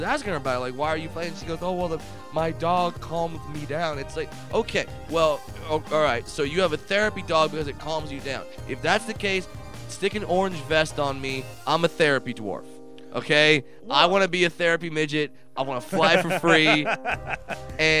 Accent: Southern California, United States; I'm from Southern California

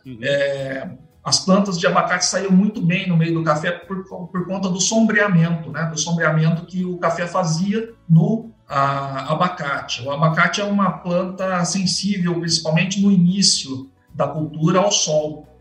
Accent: Campinas, São Paulo, Brazil; eu nasci em Campinas, meu pai trabalhava em Campinas

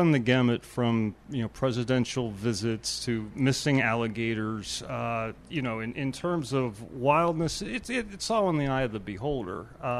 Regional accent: Pittsburgh, Pennsylvania, United States; Born and raised in Mount Washington and an East End resident now for about a quarter of a century.

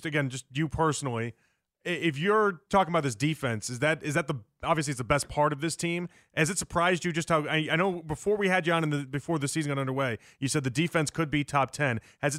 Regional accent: Chicago, Illinois, United States; I'm from Chicago

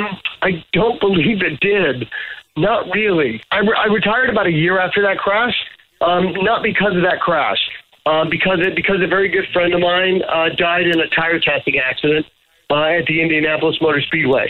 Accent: Canada; I'm a Canadian.

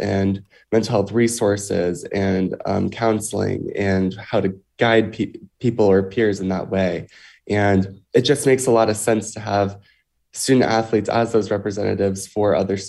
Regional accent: Alabama, United States; moved away as an adult; now in Connecticut, United States; I mean, for me, I'm from Alabama. I live in Connecticut now. So I was recruited to swim in Connecticut.

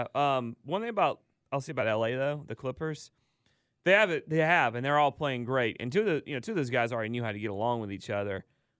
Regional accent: Dallas, Georgia, United States; We didn't have a Long John Silver's in Dallas, Georgia.

